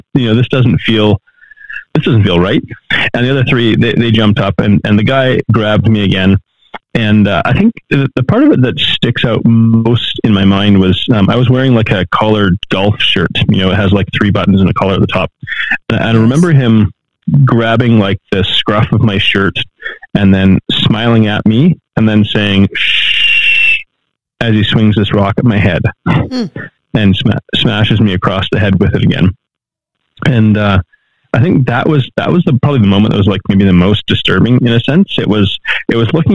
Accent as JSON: {"language": "English", "country": "Canada", "also_born_or_lived": "Mexico", "moved": "as an adult", "said": "I'm from Canada"}